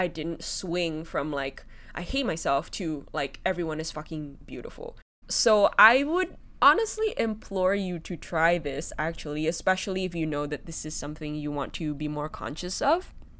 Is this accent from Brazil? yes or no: no; Indonesia; Because I grew up in Indonesia, I grew up as a Chinese Indonesian, one of the things they prided the most was being white